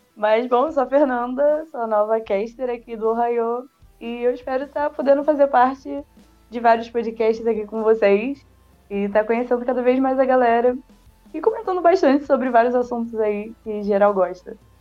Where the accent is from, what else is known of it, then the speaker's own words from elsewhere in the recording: Rio de Janeiro, Brazil; Eu sou da Jacarapaguá.